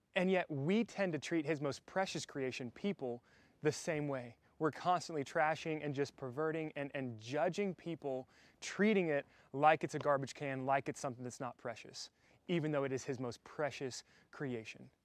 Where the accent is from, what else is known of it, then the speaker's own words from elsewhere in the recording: the South, United States; I'm from the South